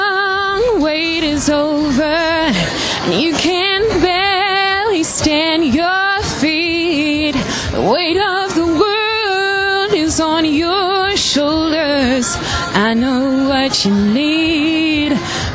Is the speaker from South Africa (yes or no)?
no; Australia; I'm a huge little Big Town fan, so I came all the way from Australia to meet them.